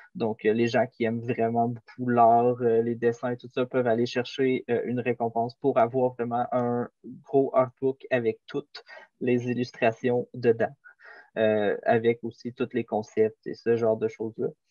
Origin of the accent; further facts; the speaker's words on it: Quebec, Canada; on vient de Québec